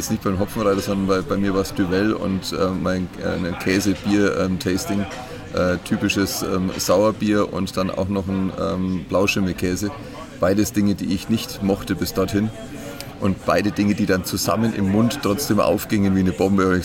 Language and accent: German; Bayreuth, Bavaria, Germany; Ich liebe Bayreuth, ist meine Heimat.